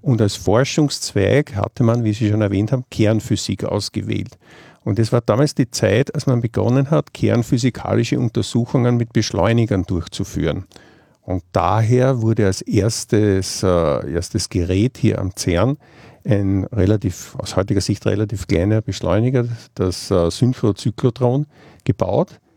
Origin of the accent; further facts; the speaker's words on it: Vienna, Austria; now in Geneva, Switzerland; Ich komme, wie man vielleicht aus meinem Dialekt hört, aus Wien.